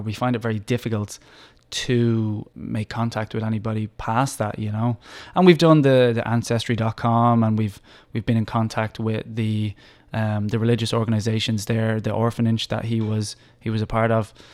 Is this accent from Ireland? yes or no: yes; Dublin, Leinster, Ireland; moved away as an adult; also born or lived in Australia; now in Taiwan; I'm from Dublin, Ireland